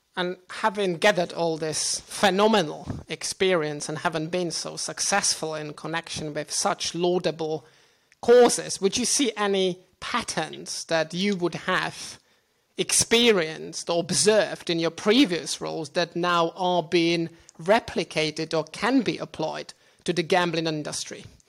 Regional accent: Czechia; moved away; also born or lived in Portugal / London; my home country of the Czech Republic

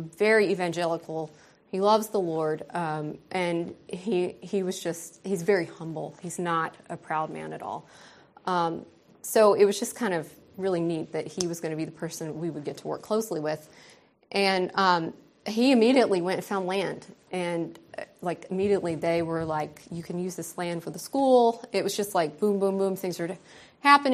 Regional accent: United States; moved away as an adult; also born or lived in Ukerewe, Tanzania; now in Tanzania; my privilege as an American

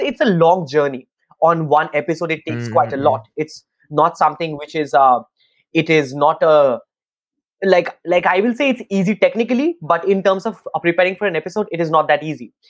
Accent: Kolkata, West Bengal, India; I'm in uh, Kolkata in my hometown in India

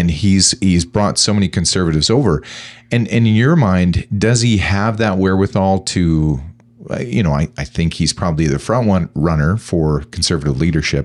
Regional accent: Canada; as a Canadian

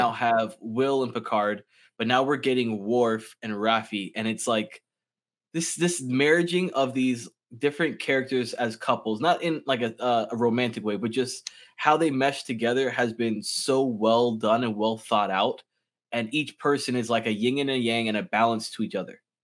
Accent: West Palm Beach, Florida, United States; I've lived in Florida all my life, but I've only lived in, like, this small radius my entire life.

